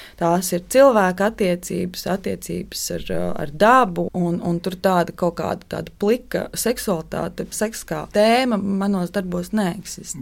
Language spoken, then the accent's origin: Latvian; Kuldīga, Kuldīga Municipality, Latvia; Es esmu dzimusi un augusi Kuldīgā, brīnišķīgā pilsētā.